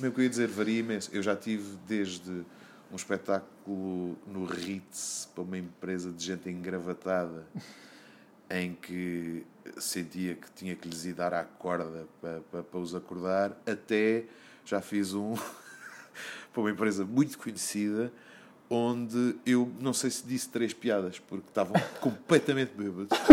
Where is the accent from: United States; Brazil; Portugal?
Portugal; Azores; sobre os Açores, sobre a minha terra